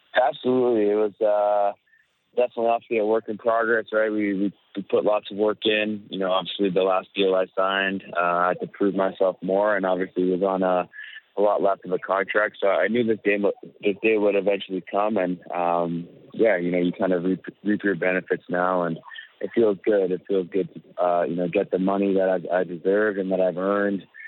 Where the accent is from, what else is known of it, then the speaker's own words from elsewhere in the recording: Winnipeg, Manitoba, Canada; my hometown